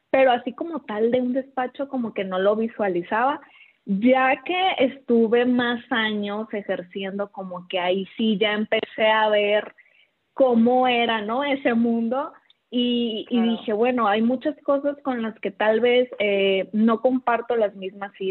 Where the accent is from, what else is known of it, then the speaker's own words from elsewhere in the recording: Culiacán, Sinaloa, Mexico; Sí, soy de Culiacán.